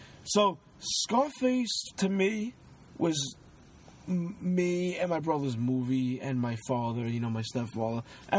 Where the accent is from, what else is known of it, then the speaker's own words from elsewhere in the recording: Mexico; I'm Mexican